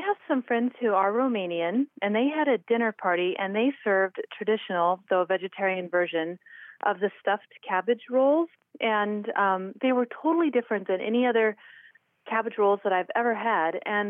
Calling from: Idaho, United States

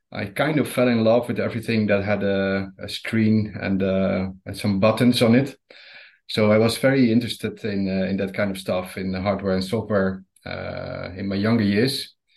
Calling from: Rotterdam, South Holland, Netherlands; I'm calling from uh, Holland, Rotterdam to be precise.

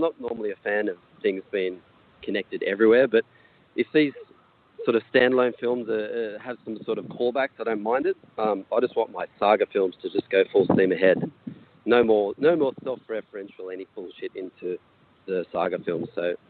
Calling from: Sydney, New South Wales, Australia; Hey there, it's … calling from the Sydney Cricket Ground.

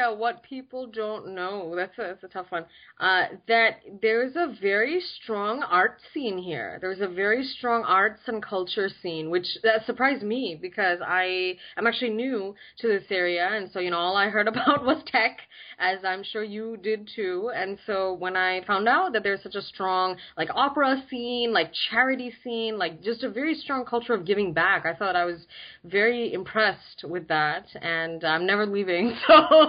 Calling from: San Francisco Bay Area, California, United States; So I'm calling from the San Francisco Bay Area. Very excited. West Coast.

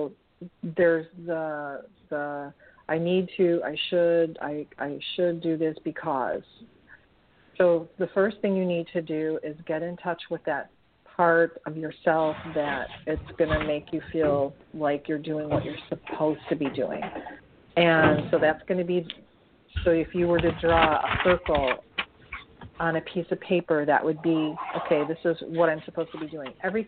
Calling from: Nebraska, United States; It's Nebraska.

